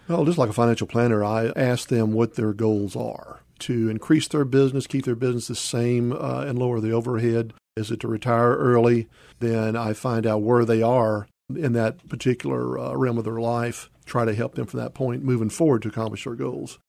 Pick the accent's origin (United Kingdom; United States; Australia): United States; Memphis, Tennessee; also born or lived in Charleston, South Carolina; I grew up out in Whitehaven